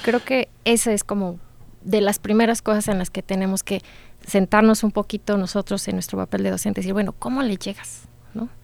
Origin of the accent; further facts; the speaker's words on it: San Luis Potosí, Mexico; moved away as an adult; now in Celaya, Mexico; yo soy orgullosamente egresada de la licenciatura en Administración de nuestro sistema de los tecnológicos, pero del estado de San Luis Potosí